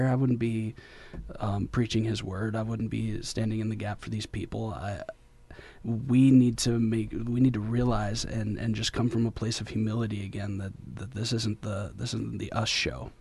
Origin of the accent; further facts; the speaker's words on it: Detroit, Michigan, United States; moved away as an adult; now in Kentucky, United States; I'm from Detroit, so I'm half hood, half holy